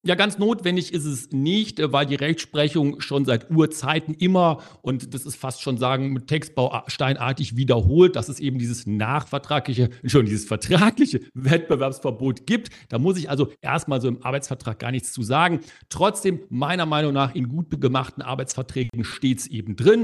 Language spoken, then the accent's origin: German; Germany; bei uns in Deutschland